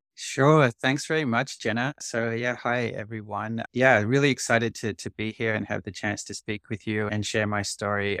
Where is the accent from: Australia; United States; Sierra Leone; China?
Australia; now in Canada; I'm originally Australian, and I'm actually moving back to Australia in a month